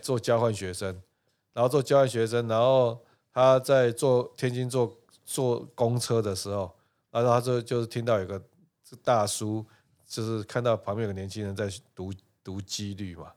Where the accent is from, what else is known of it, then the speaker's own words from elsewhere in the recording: Taipei, Taiwan; 那我从小在教授宿舍长大